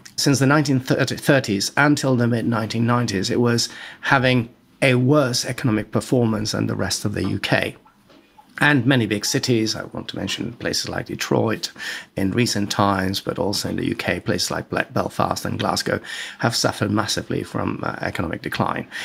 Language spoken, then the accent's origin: English; Madrid, Community of Madrid, Spain; moved away as an adult; also born or lived in Florence; I am Spanish. I was born and raised in Madrid.